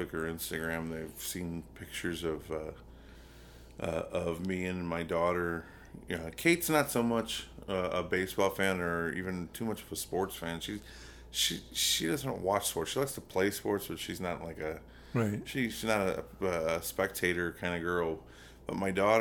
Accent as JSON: {"language": "English", "town": "Chicago", "region": "Illinois", "country": "United States", "said": "I'm from Chicago"}